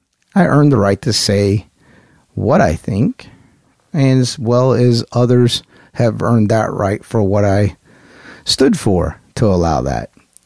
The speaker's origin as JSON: {"language": "English", "region": "the South", "country": "United States", "said": "I grew up in the military. I'm from the South."}